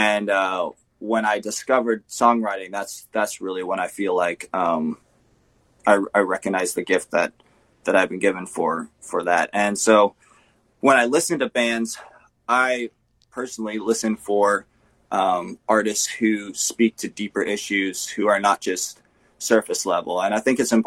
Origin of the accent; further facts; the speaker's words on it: California, United States; also born or lived in Canada; now in Manitoba, Canada; I grew up in California, actually, with my family. In 2010, we moved to Canada